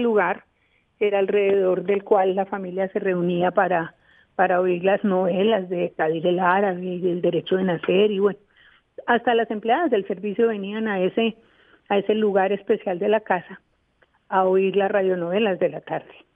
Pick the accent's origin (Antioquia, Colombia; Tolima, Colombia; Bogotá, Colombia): Bogotá, Colombia; cuando éramos niñas acá en Bogotá